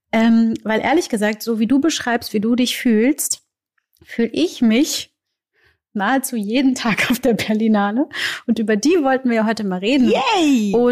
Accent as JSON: {"language": "German", "country": "Brazil", "moved": "yes", "said": "ich komme aus Brasil"}